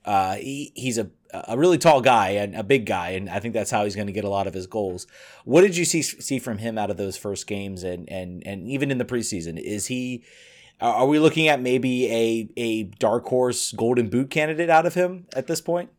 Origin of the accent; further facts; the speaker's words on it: Richmond, Virginia, United States; I am from Richmond